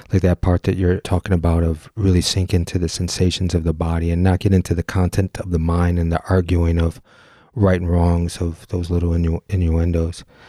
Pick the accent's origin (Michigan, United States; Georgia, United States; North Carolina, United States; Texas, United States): Michigan, United States; Detroit; I grew up in the Detroit area